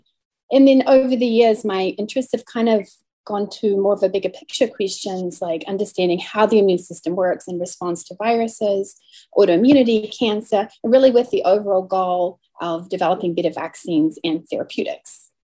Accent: Christchurch, Canterbury, New Zealand; now in United States; currently, as you mentioned, I live in the United States, but I am from New Zealand. I grew up in Christchurch, the oldest of four, in a pretty typical Kiwi family.

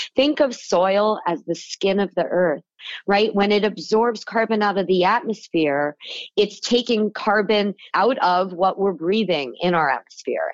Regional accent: South Florida, United States; moved away as an adult; also born or lived in California; the kid with the lemonade stand growing up in Florida

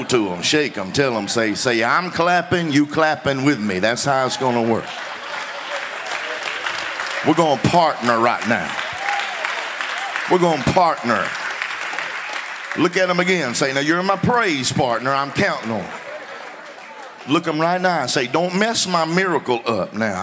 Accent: Louisiana, United States; I'm from Louisiana

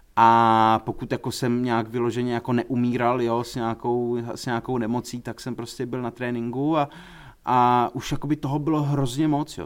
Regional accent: Prague, Czechia; jako Pražák

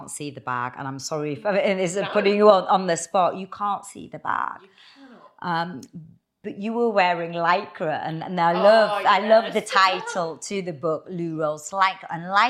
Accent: Newcastle upon Tyne, North East England, United Kingdom; I'm from Newcastle

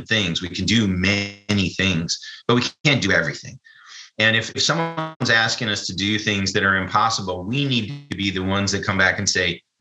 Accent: United States; I'm an American.

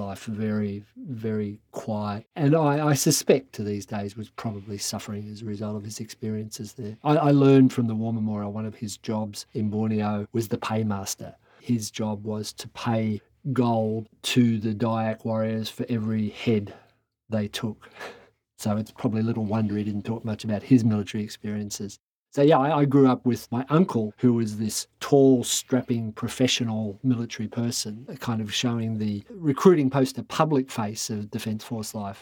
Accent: Campbelltown, New South Wales, Australia; I grew up in Campbelltown in the western suburbs of Sydney

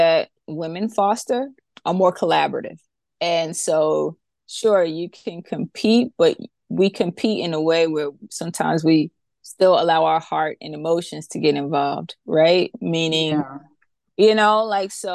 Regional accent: New York, United States; I grew up in New York

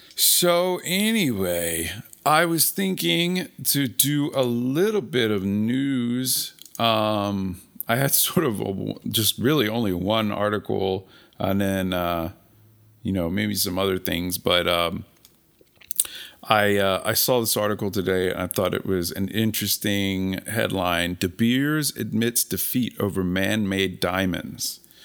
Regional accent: Philadelphia, Pennsylvania, United States; I'm from Philadelphia

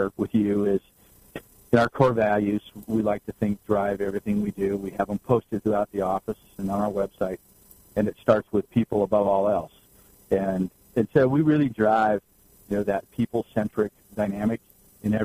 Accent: Santa Cruz, California, United States; moved away as an adult; now in Arizona, United States; born and raised in Northern California, kind of a beach boy at heart. I was raised in Santa Cruz

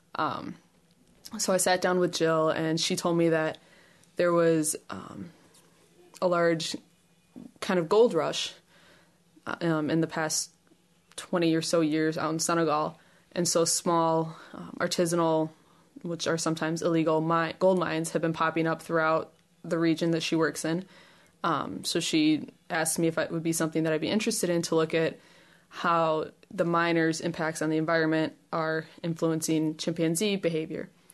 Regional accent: Chicago, Illinois, United States; moved away as an adult; now in Ames, United States; I'm from Chicago, uh, Chicago region. I came out to Iowa few years ago for my undergrad

